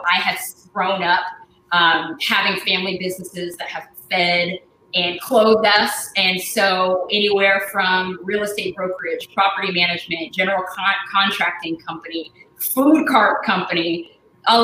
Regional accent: Portland, Oregon, United States; I was born and raised in Portland, Oregon. I'm a West Coast girl

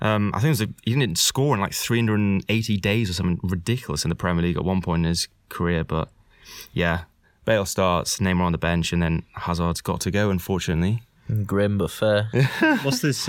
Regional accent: Wales, United Kingdom; as a Welshman

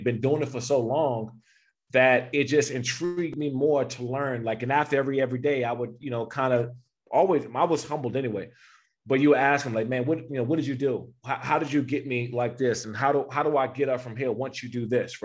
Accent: Prince George's County, Maryland, United States; moved away as an adult; I grew up in Prince George's County, Maryland, in Washington, D.C. area

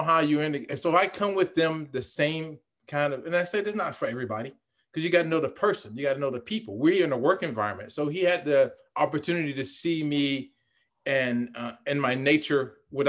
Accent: Fayetteville, North Carolina, United States; moved away as an adult; I grew up in North Carolina.

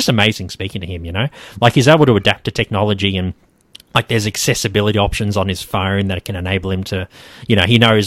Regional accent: Queensland, Australia; now in Melbourne, Australia; I'm from Queensland originally as well

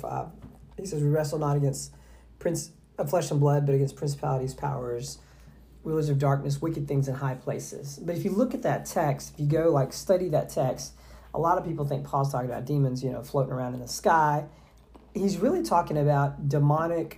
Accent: Southeast Texas, United States; I grew up in Southeast Texas

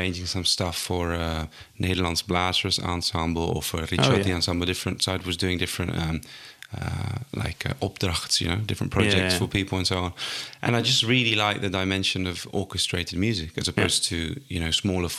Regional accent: Altea, Valencian Community, Spain; accent: English; So I am from Spain originally, from a place called Altea, which is in between Alicante and Valencia on the coast.

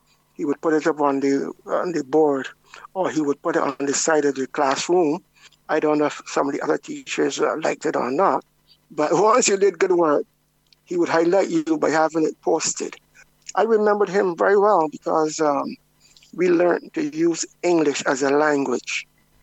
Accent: Christ Church, Barbados; I grew up in Christchurch.

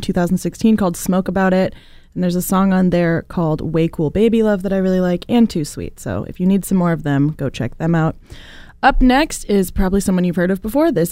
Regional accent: California, United States; I am from California

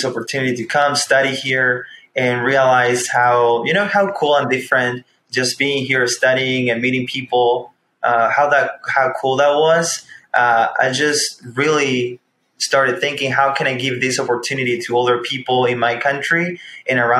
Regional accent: Chile; moved away as an adult; now in Warsaw, Indiana, United States; I'm originally from Chile. I moved when I was 18 to come to college.

